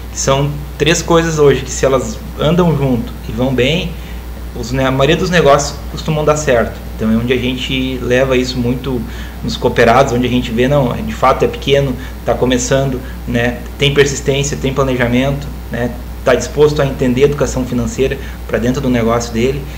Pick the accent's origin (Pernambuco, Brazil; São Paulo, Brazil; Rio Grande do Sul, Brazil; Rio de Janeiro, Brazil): Rio Grande do Sul, Brazil; Campo Bom; sou de Campo Bom